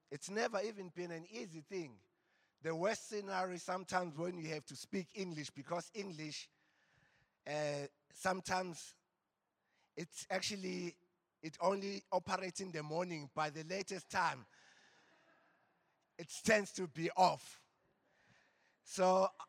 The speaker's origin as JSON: {"language": "English", "area": "Embo", "region": "KwaZulu-Natal", "country": "South Africa", "said": "I come from Embo. The valley of Embo"}